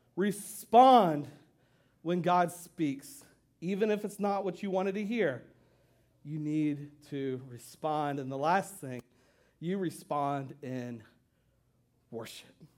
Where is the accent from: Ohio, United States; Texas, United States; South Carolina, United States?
Ohio, United States; moved away; I'm from Ohio